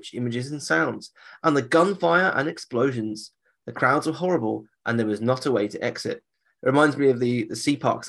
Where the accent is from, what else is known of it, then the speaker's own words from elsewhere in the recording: United Kingdom; As a Brit